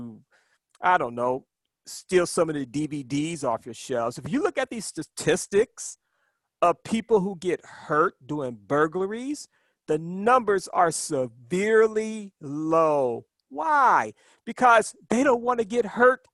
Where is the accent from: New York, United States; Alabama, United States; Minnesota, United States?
Alabama, United States; Birmingham; I'm originally from Birmingham, Alabama